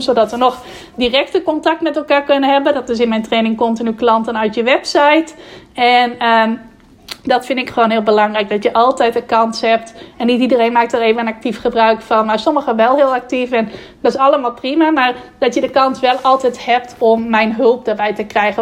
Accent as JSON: {"language": "Dutch", "region": "Friesland", "country": "Netherlands", "said": "dat ik uit Friesland kwam"}